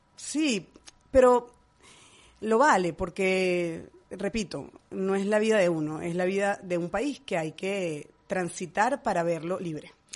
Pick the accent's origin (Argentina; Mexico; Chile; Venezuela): Venezuela; moved away as an adult; now in Madrid, Spain; Yo tengo 40 años viviendo en mi país y amo Venezuela